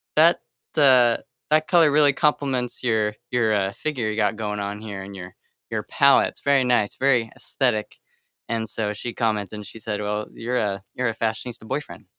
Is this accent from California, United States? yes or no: yes; Sacramento, California, United States; I'm from Sacramento